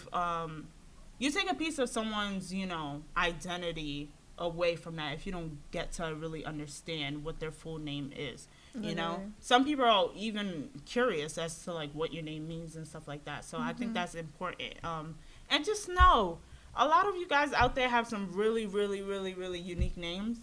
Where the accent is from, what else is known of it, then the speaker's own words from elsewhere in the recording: New York City, New York, United States; moved away as an adult; also born or lived in Queens, New York / Boston; I grew up in Brooklyn